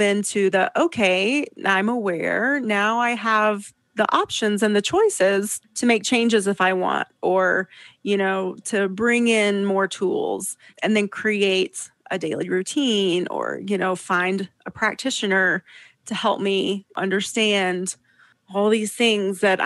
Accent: Southeast, United States; now in Lake Tahoe, California, United States; I grew up in the Southeast.

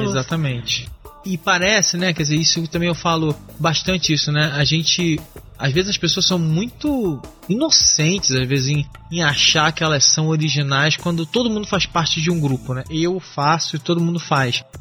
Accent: Rio de Janeiro, Brazil; now in São Paulo, Brazil; eu sou carioca, né?

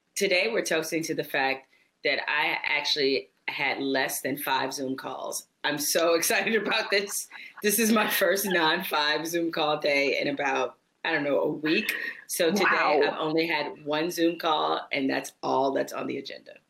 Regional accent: Detroit, Michigan, United States; we're both from Detroit

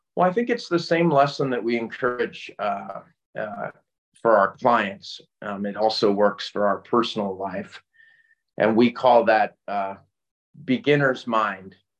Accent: Northeast, United States; also born or lived in Connecticut / Massachusetts / New York / North Carolina; I, I grew up in the Northeast mm-hmm. and uh, Connecticut and Massachusetts and New York

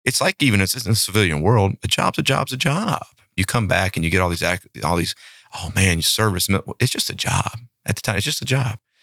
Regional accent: Shreveport, Louisiana, United States; moved away as an adult; now in Flower Mound, Texas, United States; we grew up in the same town. Now, we didn't know each other growing up in that town of Shreveport, Louisiana.

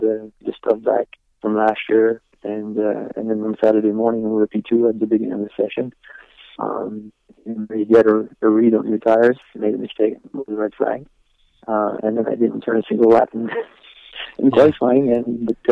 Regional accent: Le Mans, Pays de la Loire, France; moved away; it's my hometown

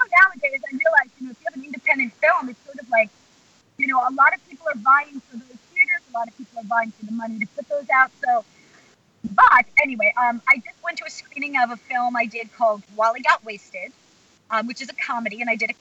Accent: Plainview, New York, United States; I'm from Plainview, Long Island

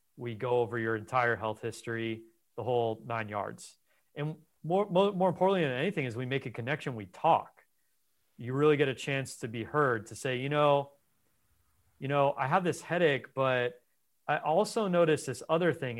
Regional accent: Los Angeles, California, United States; I was raised in Los Angeles

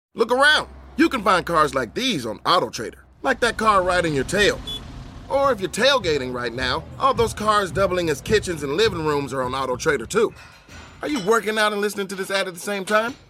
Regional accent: South Carolina, United States; my home state, South Carolina

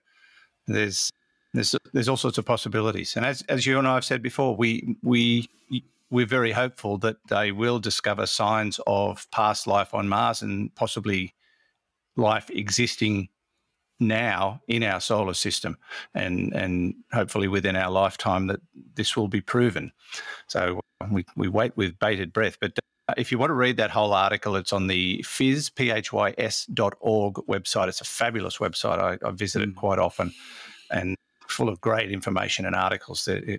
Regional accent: Australia; I'm actually Australian.

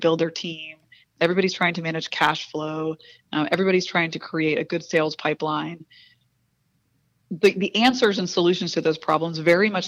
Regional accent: Spring, Texas, United States; I grew up in Spring, Texas, the daughter of a Bolivian immigrant

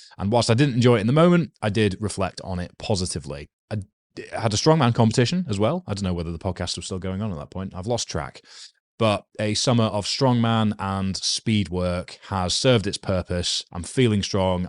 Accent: United Kingdom; I am a British male with a rugby background

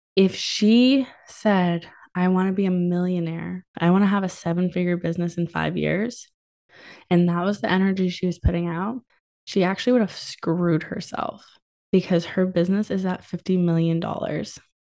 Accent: New England, United States; I'm from New England

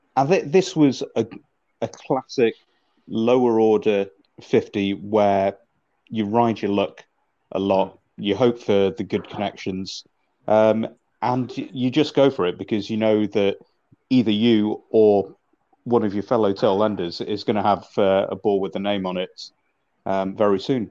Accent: Manchester, North West England, United Kingdom; I'm originally from Manchester

